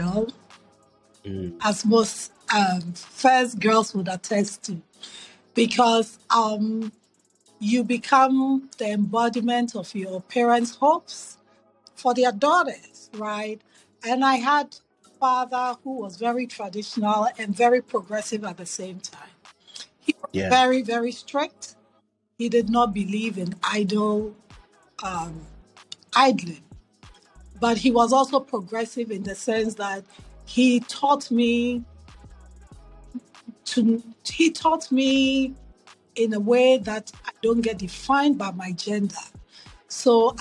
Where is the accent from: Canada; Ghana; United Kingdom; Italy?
Ghana; Accra, Greater Accra; moved away as an adult; also born or lived in New York City / Philadelphia; now in United States; So growing up in Ghana, I grew up in Accra